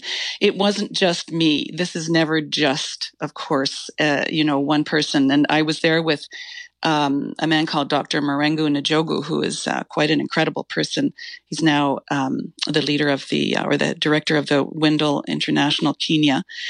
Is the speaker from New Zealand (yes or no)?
no; Iran; born there; it may have been my background, which goes back to I was born in Iran, of British and father and a Newfi mother. I was born there and then we went back there when I was a teenager.